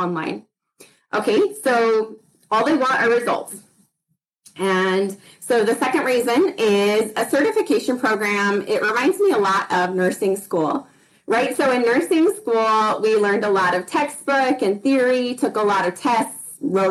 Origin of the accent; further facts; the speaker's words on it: Idaho, United States; now in Utah, United States; I grew up in Idaho, moved to Utah